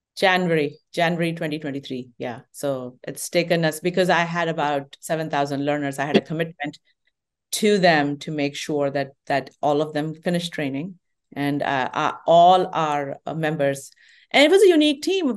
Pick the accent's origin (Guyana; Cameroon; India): India; moved away as an adult; now in United States; I grew up in Indian